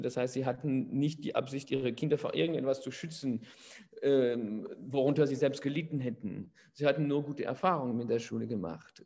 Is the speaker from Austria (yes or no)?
no; Paris, Île-de-France, France; moved away as an adult; now in near Poitiers, France; ich bin in Paris geboren und aufgewachsen